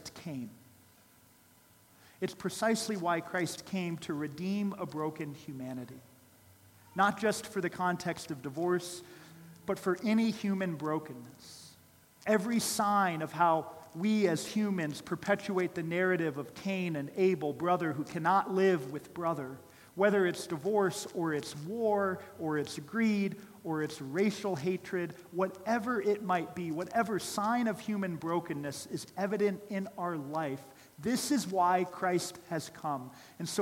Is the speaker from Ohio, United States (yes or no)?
yes; Columbus, Ohio, United States; I grew up in Columbus, Ohio